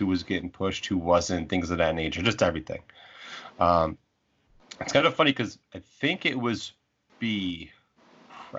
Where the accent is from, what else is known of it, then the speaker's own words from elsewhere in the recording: Chicago, Illinois, United States; my hometown of Chicago